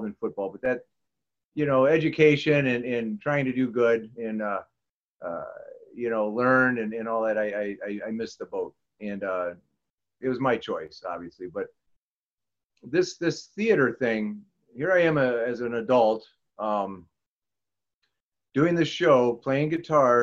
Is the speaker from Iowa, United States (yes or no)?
yes; Clinton, Iowa, United States; also born or lived in Morrison, Illinois; now in Freeport, United States; I grew up in Clinton, Iowa, and Morrison, Illinois